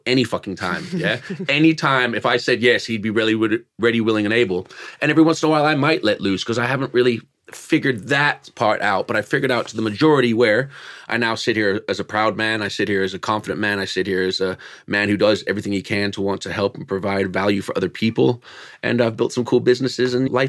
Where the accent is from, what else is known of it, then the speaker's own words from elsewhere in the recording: California, United States; accent: Yank; moved away as an adult; now in United Kingdom; I'm California born and raised, but my bloodline's from here